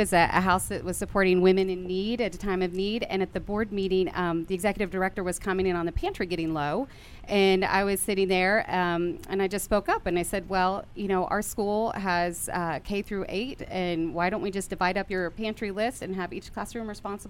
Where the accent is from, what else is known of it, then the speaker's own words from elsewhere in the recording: Tulsa, Oklahoma, United States; Tulsa, Oklahoma.